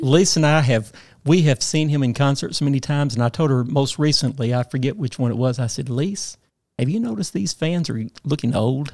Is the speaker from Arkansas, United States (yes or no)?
yes; Paragould, Arkansas, United States; lived in my hometown all of my life.